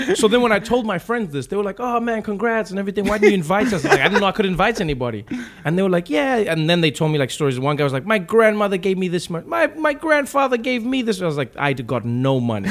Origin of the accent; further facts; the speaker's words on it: Johannesburg, Gauteng, South Africa; moved away as an adult; now in United States; grew up in in South Africa, uh, in Johannesburg, uh, Soweto